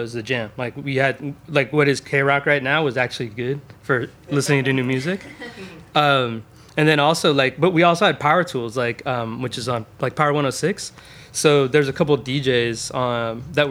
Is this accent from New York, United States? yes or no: no; Westminster, California, United States; I grew up in Orange County. I grew up in Westminster